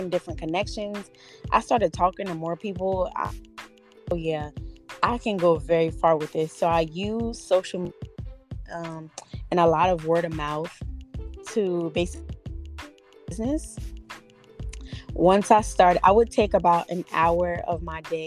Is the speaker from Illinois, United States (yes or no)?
no; Absecon, New Jersey, United States; also born or lived in Atlantic City, New Jersey; So I'm originally from Atlantic City, New Jersey. I grew up in Epsecan. It's a small town.